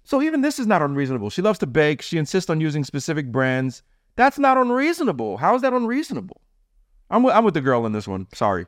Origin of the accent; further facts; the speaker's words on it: Jamaica; I'm Jamaican